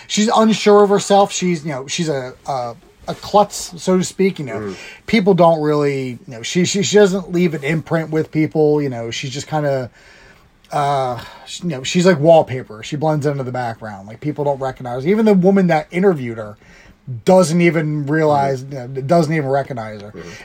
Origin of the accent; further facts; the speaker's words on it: United States; I'm American